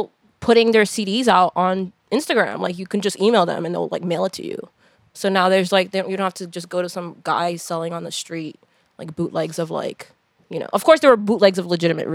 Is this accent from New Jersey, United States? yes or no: yes; Hudson County, New Jersey, United States; I'm from Hudson County